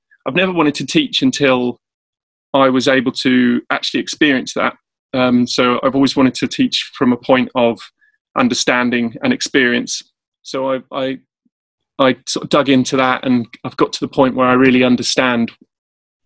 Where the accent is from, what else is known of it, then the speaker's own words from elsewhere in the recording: South Africa; now in Cambridge, United Kingdom; I'm based in England, Cambridge, I'm from South Africa as well